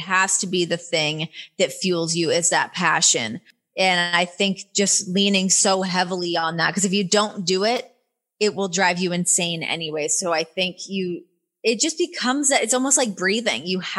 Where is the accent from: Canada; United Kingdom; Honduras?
Canada; accent: Canadian; When I first signed to WWE, they made me take classes to get rid of my Canadian accent